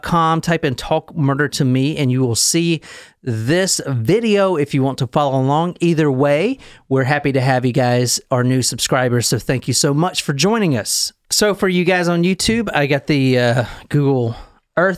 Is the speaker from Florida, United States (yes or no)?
no; South Carolina, United States; I'm from South Carolina